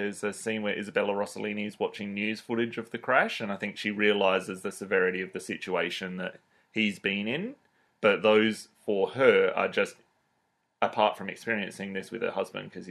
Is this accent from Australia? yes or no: yes; Australia; we're Australian